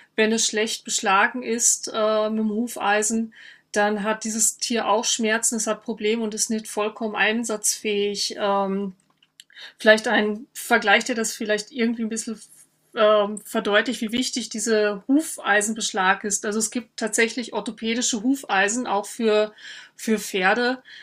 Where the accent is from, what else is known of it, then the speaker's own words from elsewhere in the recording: North Rhine-Westphalia, Germany; moved away as an adult; also born or lived in Vienna, Austria; an meinem äh, Dialekt hören, dass ich keine Österreicherin bin, auch keine Wienerin, sondern ich komme aus Nordrhein-Westfalen